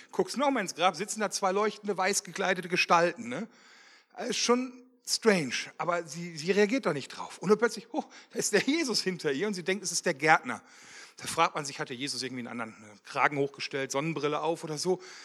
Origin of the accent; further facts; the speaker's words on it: Wermelskirchen, North Rhine-Westphalia, Germany; ich komme aus Wermelskirchen, verheiratet, zwei Kinder